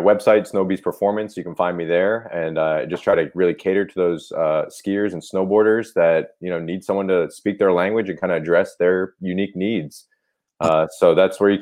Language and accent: English; Milford, Pennsylvania, United States; now in Burlington, United States; I'm actually from Northeast Pennsylvania